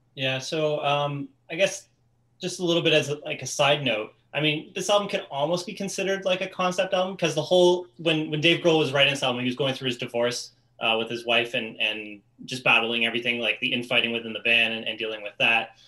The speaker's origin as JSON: {"language": "English", "country": "Canada", "said": "I'm Canadian"}